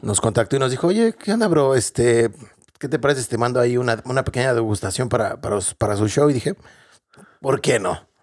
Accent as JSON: {"language": "Spanish", "country": "Mexico", "moved": "as an adult", "lives_now": "Dublin, Ireland", "said": "realmente somos mexicanos o latinoamericanos, que extrañamos lo que tenemos en nuestro país"}